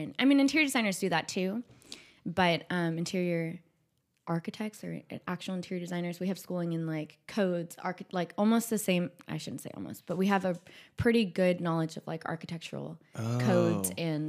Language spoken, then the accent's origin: English; Madera Ranchos, California, United States; Well, my family, I'm from the Madeira Ranches, and so I grew up on 2.5 acres there. We have orchards. So it was a lot of outdoor plants when I was growing up.